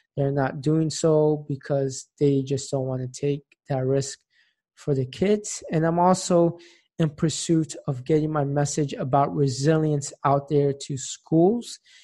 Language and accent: English; Tampa, Florida, United States; now in Philadelphia, United States; my hometown, Tampa, Florida